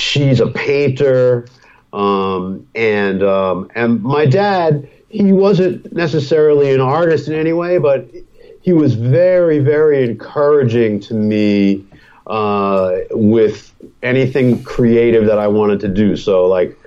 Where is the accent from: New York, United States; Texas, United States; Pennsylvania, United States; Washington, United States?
New York, United States; New York City; I grew up in New York City, so this is, you know, my childhood parents' apartment.